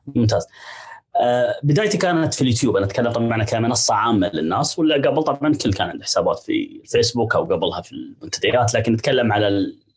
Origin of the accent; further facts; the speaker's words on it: United Arab Emirates; عندنا في الامارات